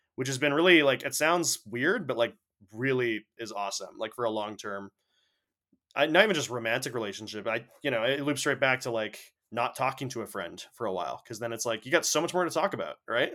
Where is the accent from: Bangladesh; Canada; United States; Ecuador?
Canada; we're Canadian